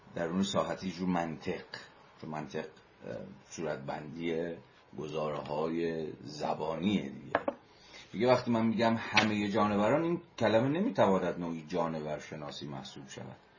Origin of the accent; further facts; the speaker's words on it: Iran; ما همه ایرانی هستیم